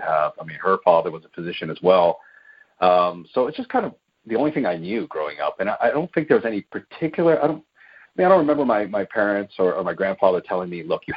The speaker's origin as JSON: {"language": "English", "town": "Baltimore", "region": "Maryland", "country": "United States", "tie": "born or raised there", "moved": "as an adult", "lives_now": "Southern California, United States", "said": "I was born and raised in Baltimore, Maryland. I did all of my schooling there"}